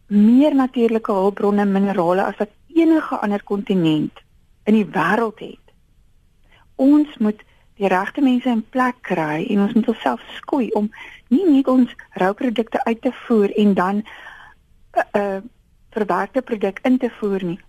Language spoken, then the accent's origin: Afrikaans; South Africa; ons as Afrikaners